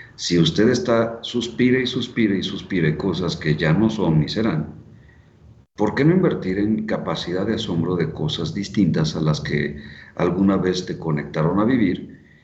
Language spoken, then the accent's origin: Spanish; Mexico; Saludos desde México